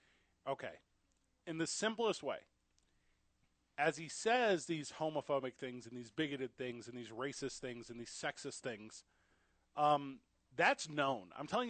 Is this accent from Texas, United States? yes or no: no; Illinois, United States; also born or lived in Missouri; Because I'm from Illinois. I'm from Missouri.